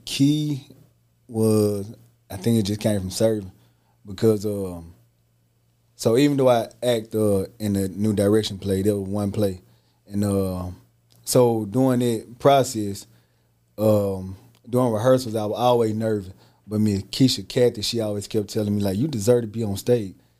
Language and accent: English; Holly Springs, Mississippi, United States; I'm from Holly Springs, Mississippi